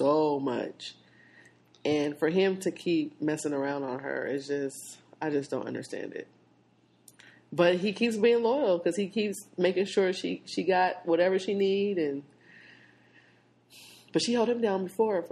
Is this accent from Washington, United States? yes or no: yes; Seattle, Washington, United States; I'm from Seattle